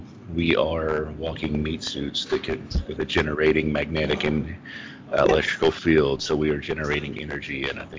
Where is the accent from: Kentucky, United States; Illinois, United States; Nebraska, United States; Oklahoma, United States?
Kentucky, United States; also born or lived in Minnesota / Louisiana / Tennessee / California; Yeah, I'm from Kentucky.